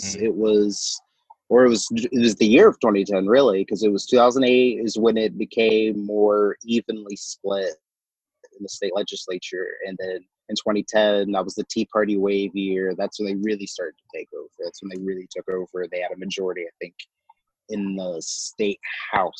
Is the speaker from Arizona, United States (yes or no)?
no; Shawnee, Oklahoma, United States; I'm from more the central part of Oklahoma, Shawnee, which is about an hour east of Oklahoma City